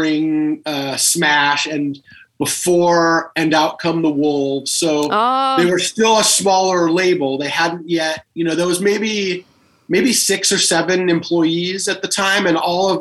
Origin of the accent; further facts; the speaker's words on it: Los Angeles, California, United States; I grew up in Los Angeles